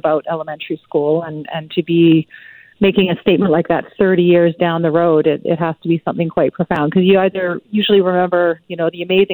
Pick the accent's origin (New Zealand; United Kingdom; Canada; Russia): Canada; Burnaby, British Columbia; growing up in Burnaby